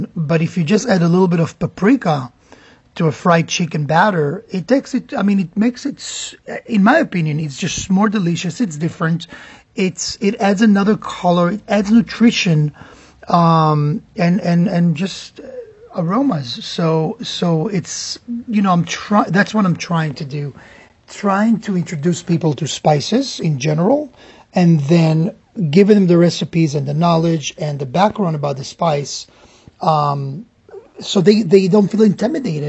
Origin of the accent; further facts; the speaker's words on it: Israel; now in Miami, United States; growing up in Israel